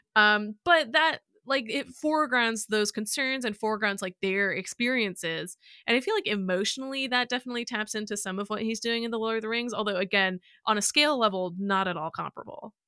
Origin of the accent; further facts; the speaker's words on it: Illinois, United States; moved away; I would have been in Illinois at this point